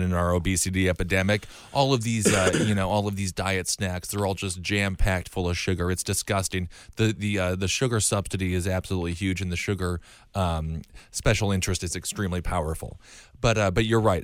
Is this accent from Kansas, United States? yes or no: no; Wisconsin, United States; moved away; I'm from Wisconsin